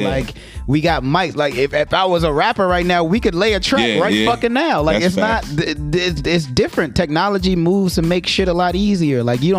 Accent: New York City, New York, United States; moved away; I'm from Brooklyn

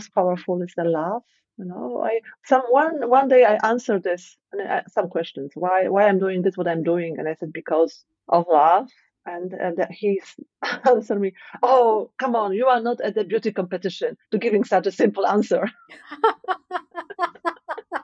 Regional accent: Poland; moved away; I was born in Poland and I live in the Western country

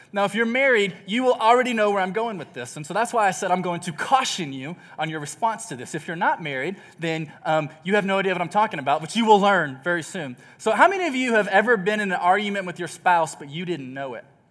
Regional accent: Texas, United States; moved away; I grew up in Texas

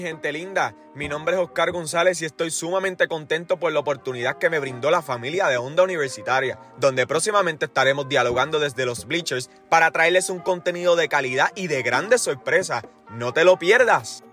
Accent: Colombia; moved away; estoy en mi primer año. Ahorita tengo 17 y soy de Colombia

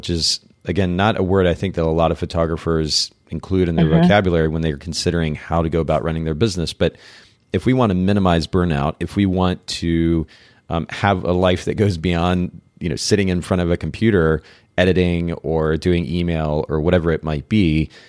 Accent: Japan; So I grew up in Japan.

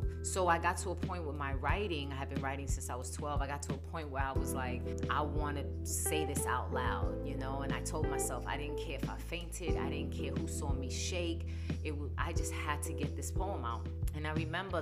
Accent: New York City, New York, United States; now in Phoenix, United States; I was born and raised in New York, the Bronx. So my accent can get pretty strong at times

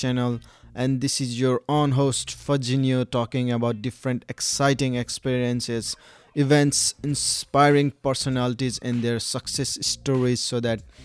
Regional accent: Nepal; now in Sydney, Australia; I'm currently in Sydney, Australia. However, my home country is Nepal

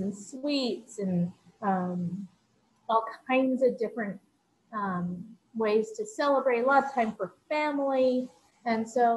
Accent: New York, United States; I grew up in New York

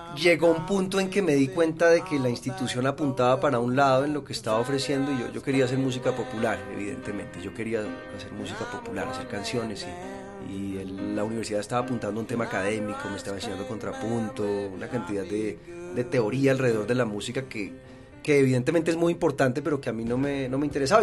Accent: Bogotá, Colombia; Yo soy bogotano de primera generación.

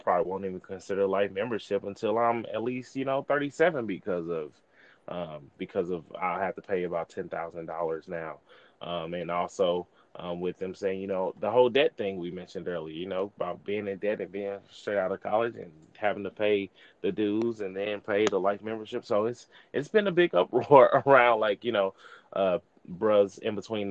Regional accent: East St. Louis, Illinois, United States; I'm from East St. Louis, Illinois, Delta Epsilon Lambda chapter, where, you know, I'm a part of now.

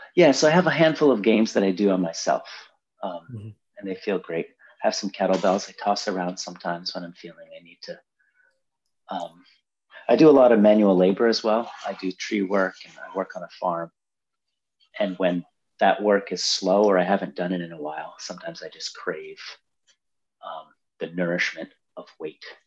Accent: Brazil; moved away; I grew up in Brazil

